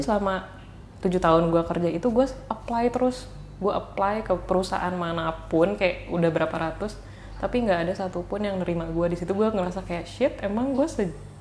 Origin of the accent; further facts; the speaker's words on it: Bandung, West Java, Indonesia; gua orang Bandung